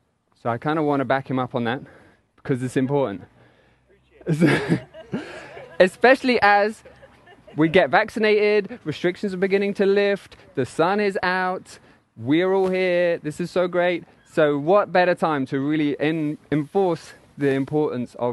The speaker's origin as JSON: {"language": "English", "region": "England", "country": "United Kingdom", "accent": "English", "moved": "yes", "said": "my English accent"}